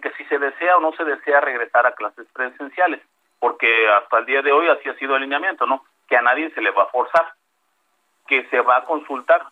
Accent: Veracruz, Mexico; yo soy del estado de Veracruz

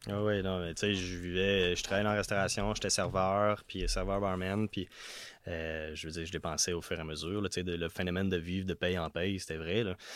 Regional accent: Notre-Dame-de-l'Île-Perrot, Quebec, Canada; moved away as an adult; now in Quebec City, Canada; je viens de l'ouest de Montréal

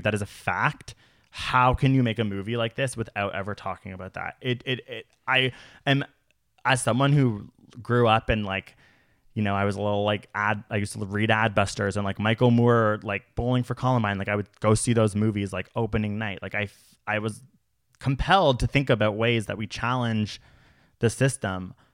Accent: Canada; as a Canadian

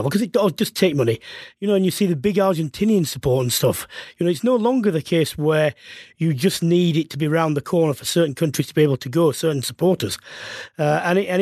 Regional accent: England, United Kingdom; being English

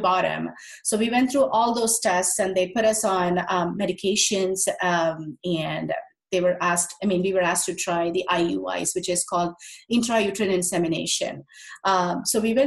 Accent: India; moved away; I'm originally from India

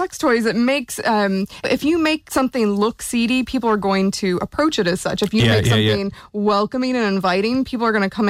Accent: Seattle, Washington, United States; now in Ireland; So I'm originally from Seattle.

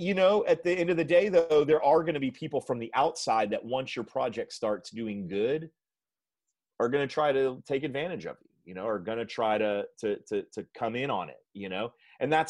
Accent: Texas, United States; I'm from Texas

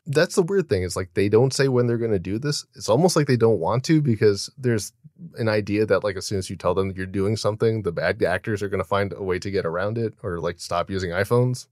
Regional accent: United States

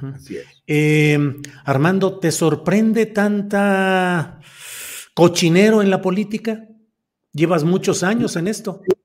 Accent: Coahuila, Mexico; moved away; also born or lived in San Luis Potosí; yo nací en Coahuila, pero mi credencial está en San Luis Potosí. Y ahí viví

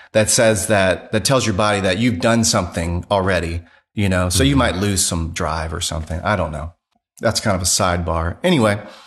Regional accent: Louisiana, United States; now in Greenville, United States; I'm from Louisiana

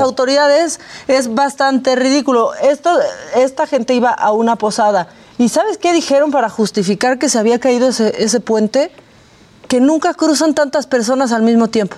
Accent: Tijuana, Baja California, Mexico; nací en Tijuana

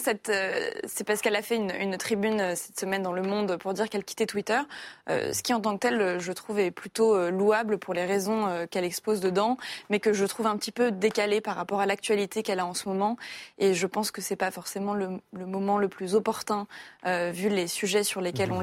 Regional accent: Paris, Île-de-France, France; en tant que Parisienne

